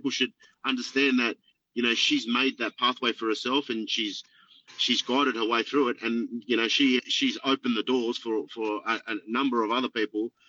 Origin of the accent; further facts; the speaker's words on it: Sydney, New South Wales, Australia; I grew up in Lakemba